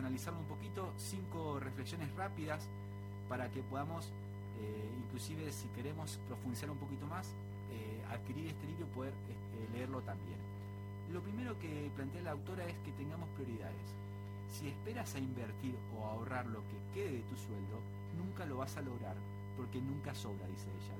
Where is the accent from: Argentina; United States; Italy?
Argentina; nuestro folclore como argentinos